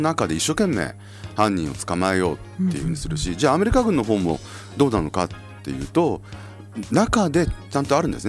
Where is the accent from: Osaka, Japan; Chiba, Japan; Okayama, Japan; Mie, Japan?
Osaka, Japan; Yao; now in Sapporo, Japan; うちの実家って東大阪市の隣の八尾市ってとこで